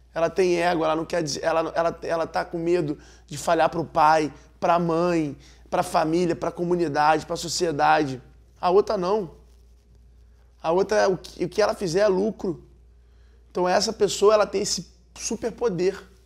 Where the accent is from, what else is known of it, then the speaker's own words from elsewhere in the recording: Rio de Janeiro, Brazil; eu sou carioca